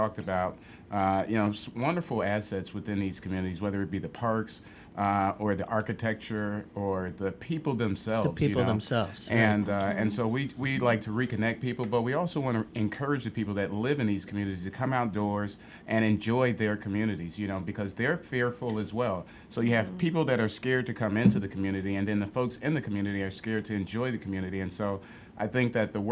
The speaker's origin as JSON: {"language": "English", "town": "Chicago", "region": "Illinois", "country": "United States", "tie": "born or raised there", "said": "growing up in Chatham on the South Side"}